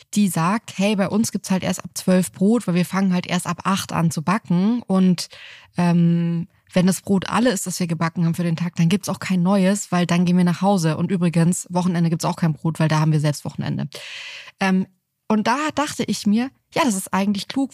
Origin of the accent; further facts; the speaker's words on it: Southern Germany, Germany; now in Berlin, Germany; ich bin auf dem Land aufgewachsen, in Süddeutschland